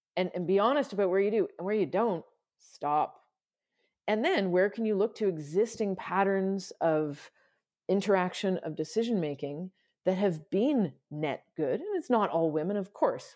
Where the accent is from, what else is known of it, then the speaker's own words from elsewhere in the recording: Canada; I'm Canadian